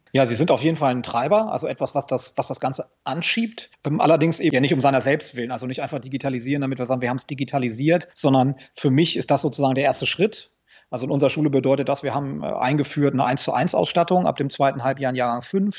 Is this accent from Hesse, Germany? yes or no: no; Lower Saxony, Germany; Ich komme aus Niedersachsen